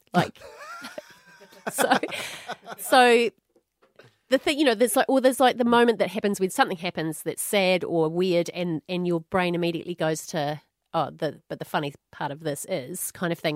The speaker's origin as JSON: {"language": "English", "country": "New Zealand", "moved": "as an adult", "lives_now": "Australia", "said": "when I moved from New Zealand to Australia"}